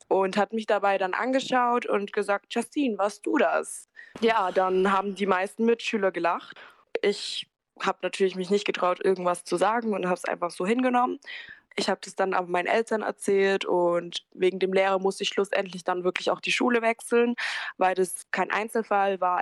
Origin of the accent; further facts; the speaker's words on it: Germany; first language German; ich bin ja auch in Deutschland geboren ich spreche auch keine andere Sprache